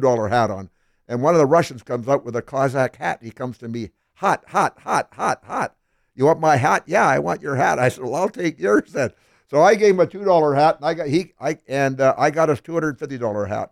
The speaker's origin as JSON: {"language": "English", "region": "British Columbia", "country": "Canada", "also_born_or_lived": "Smithers, British Columbia", "moved": "as an adult", "lives_now": "Philadelphia, United States", "said": "I'm still a Canadian citizen"}